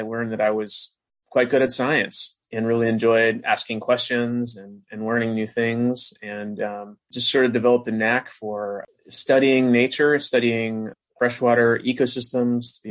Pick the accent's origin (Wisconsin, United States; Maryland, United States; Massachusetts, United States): Wisconsin, United States; now in California, United States; I'm from Wisconsin originally, and like a lot of kids that grow up in Wisconsin, got really into fishing and vacationing in the Northwoods when I was a young boy